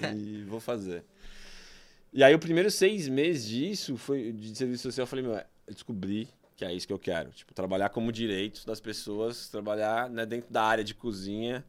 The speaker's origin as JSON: {"language": "Portuguese", "region": "São Paulo", "country": "Brazil", "tie": "born or raised there"}